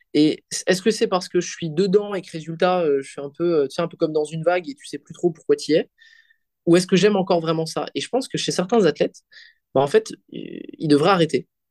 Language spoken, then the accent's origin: French; Belgium; je suis belge, je fais de la comp en Belgique